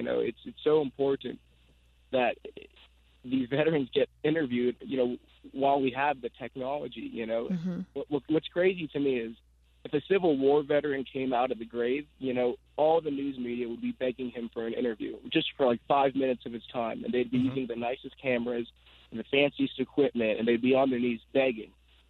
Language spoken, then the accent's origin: English; Agoura Hills, California, United States; Agoura Hills, California.